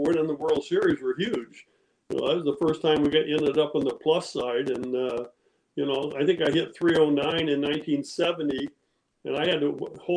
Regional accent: Modesto, California, United States; We grew up in outside of Modesto. I actually went to high school in Modesto, Downey High there

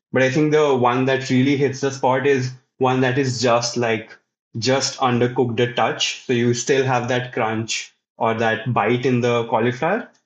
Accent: Punjab, India; I am from Uh, this state in India called Punjab, uh, which is, uh, in North India

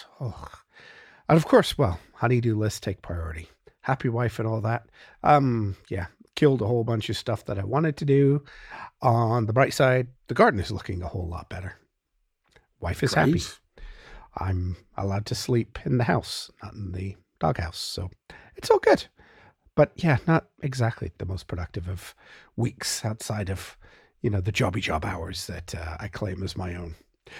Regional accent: Canada; we're Canadian

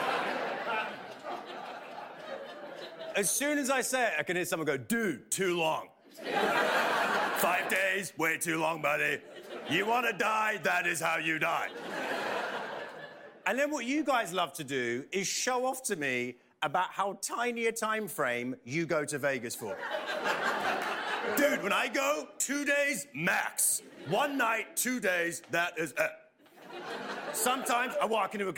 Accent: United Kingdom; now in United States; I'm British, but I live in America now.

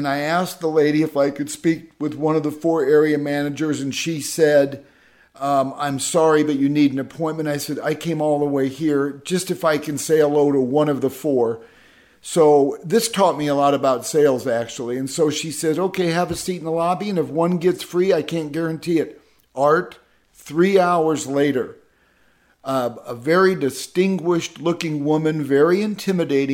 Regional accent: Midwest, United States; growing up in the Midwest

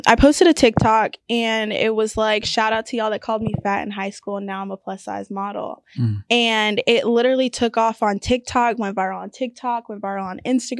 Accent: The Woodlands, Texas, United States; The Woodlands.

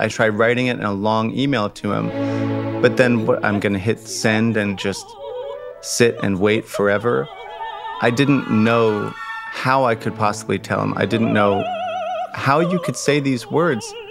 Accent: Long Island, New York, United States; I'd grown up on Long Island

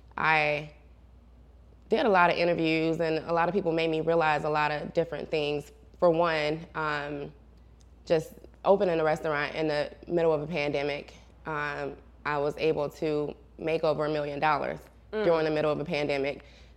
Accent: Gary, Indiana, United States; now in Atlanta, United States; Yes, so it's crazy, to say the least, you know. It's such a big difference from being here in Atlanta because we don't have, like, skyscrapers and big tall buildings and malls

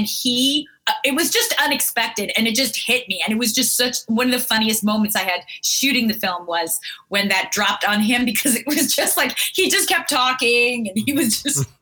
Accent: France; moved away; I was from France

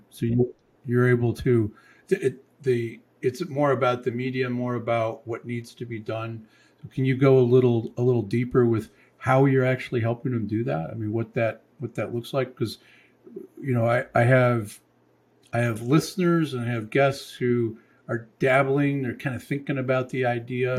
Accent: Michigan, United States; moved away; I'm from Michigan

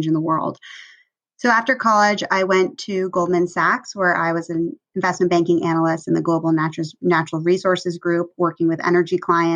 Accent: New York City, New York, United States; moved away as an adult; I grew up in New York City

